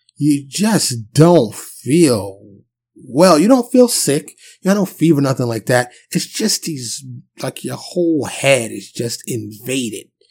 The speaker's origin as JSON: {"language": "English", "town": "New York City", "region": "New York", "country": "United States", "tie": "born or raised there", "also_born_or_lived": "Dallas suburb, Texas", "moved": "as an adult", "lives_now": "Dallas, United States", "said": "I'm born and raised in New York City, but I live in Texas now"}